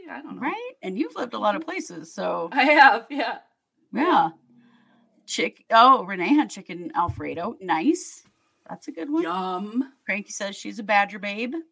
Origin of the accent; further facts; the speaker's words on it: Wisconsin, Minnesota, Midwest, United States; now in Oakland, United States; I'm from Wisconsin, Minnesota.